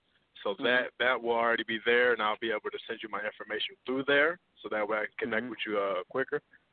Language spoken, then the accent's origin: English; Toledo, Ohio, United States; Yeah, I'm from Toledo, Ohio.